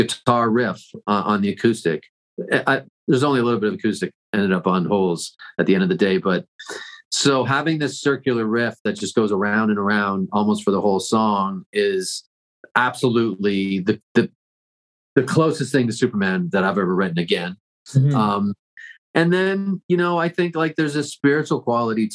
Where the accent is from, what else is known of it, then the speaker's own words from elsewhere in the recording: Toronto, Ontario, Canada; I grew up in Toronto, so I rode the subways a lot.